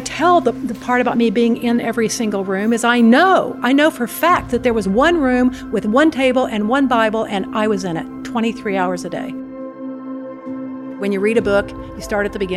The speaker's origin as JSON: {"language": "English", "country": "United States", "said": "I'm an American"}